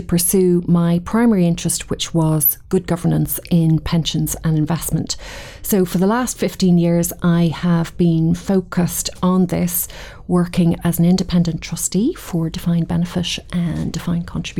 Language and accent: English; Dublin, Leinster, Ireland; accent: Irish; moved away as an adult; now in Edinburgh, United Kingdom; I'm Irish, born and bred in Dublin.